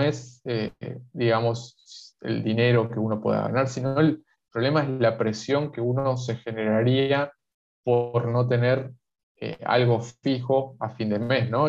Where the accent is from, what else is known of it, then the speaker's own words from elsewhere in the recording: Argentina; acá en Argentina